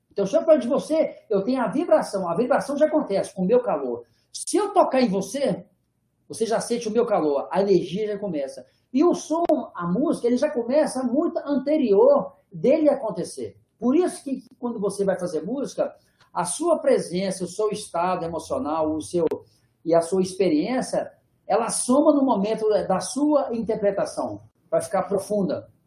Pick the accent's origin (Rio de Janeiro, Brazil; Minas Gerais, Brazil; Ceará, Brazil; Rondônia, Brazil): Minas Gerais, Brazil; eu sou mineiro, sou mineiro, eu vivo no interior de Minas, e eu fui morar em Ouro Preto